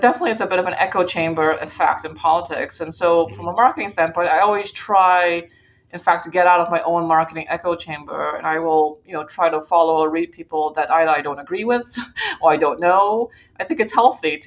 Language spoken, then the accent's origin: English; Singapore; now in United States; I grew up in Asia and I grew up in Singapore specifically